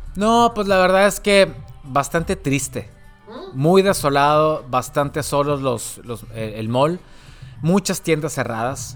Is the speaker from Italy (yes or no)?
no; northern Mexico, Mexico; nosotros, como mexicanos o, la gente del norte del país, ¿no? que vive obviamente en la frontera, cercano a la frontera